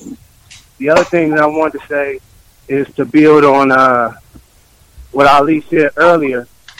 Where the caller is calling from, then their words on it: Oakland, California, United States; I'm calling from Oakland, California.